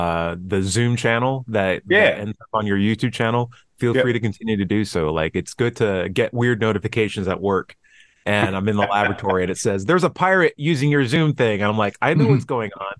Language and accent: English; Tennessee, United States; my home state of Tennessee